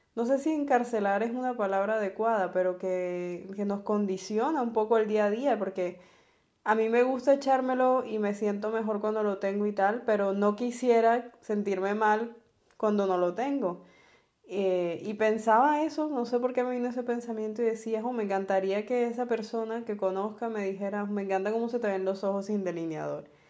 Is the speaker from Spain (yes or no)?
no; Barranquilla, Atlántico, Colombia